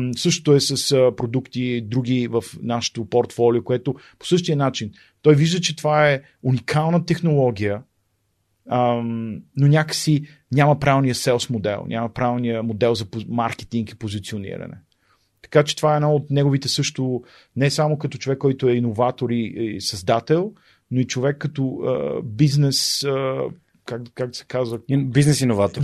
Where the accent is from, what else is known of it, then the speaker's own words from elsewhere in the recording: Sofia, Sofia City, Bulgaria; moved away as an adult; also born or lived in Pravets; now in Germany; съм от София и съм имал така, смятам за удоволствие да израсна в, в центъра на София